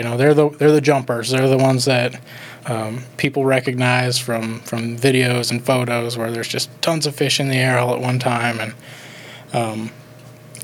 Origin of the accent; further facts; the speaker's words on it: Iowa, United States; moved away as an adult; also born or lived in Florida; now in Tennessee, United States; I grew up in Iowa